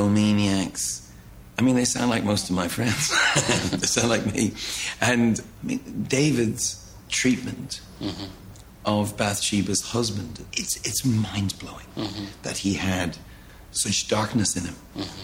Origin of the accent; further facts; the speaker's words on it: Ireland; I am Irish